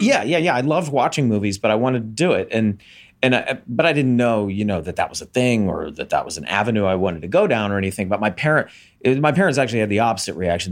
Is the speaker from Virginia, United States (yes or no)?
no; Montgomery, Alabama, United States; in my hometown in Montgomery, Alabama